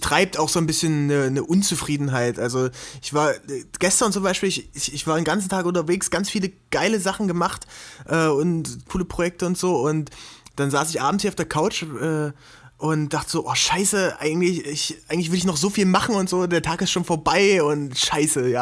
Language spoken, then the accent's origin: German; Gräfenhainichen area near Dessau, Saxony-Anhalt, Germany; also born or lived in Halle; now in Leipzig, Germany; ich bin eigentlich geboren in Aachen an der Elbe. Mhm. Das ist bei Dessau, äh, ganz bekannt durch das Splash- und Melt-Festival